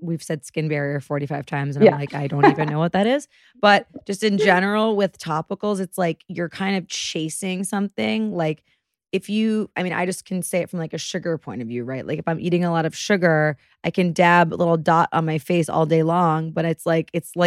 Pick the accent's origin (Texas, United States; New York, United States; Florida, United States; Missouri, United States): New York, United States; New York City; that's my hometown